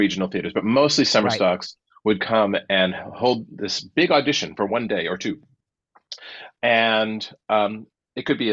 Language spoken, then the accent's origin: English; Worcester, Massachusetts, United States; moved away; I came home because I'm from Worcester, Massachusetts originally.